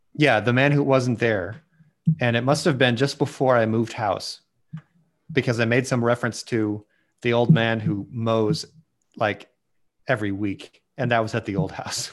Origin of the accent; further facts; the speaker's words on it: Kalamazoo, Michigan, United States; my hometown of Kalamazoo, Michigan